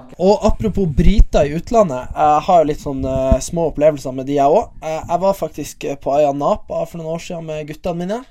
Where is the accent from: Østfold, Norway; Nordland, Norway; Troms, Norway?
Nordland, Norway; Bodø; Jeg er fra Bodø